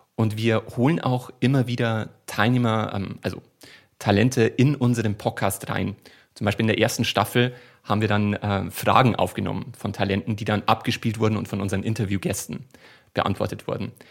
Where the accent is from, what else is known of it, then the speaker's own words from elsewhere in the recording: Bavaria, Germany; accent: Bavarian dialect; ich komme aus Bayern